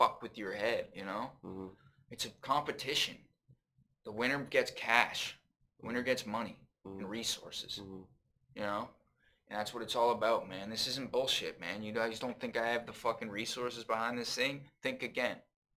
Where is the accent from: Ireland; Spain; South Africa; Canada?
Canada; Brantford, Ontario; I have three older brothers. I'm from Brantford